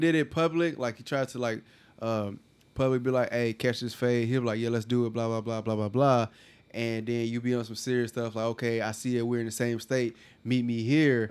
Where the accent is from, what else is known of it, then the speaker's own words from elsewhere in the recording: California, United States; now in Houston, United States; I'm from Cali